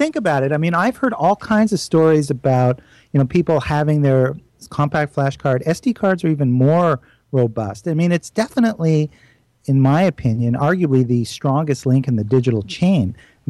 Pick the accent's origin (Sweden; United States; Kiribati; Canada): Canada; I'm a Canadian, though.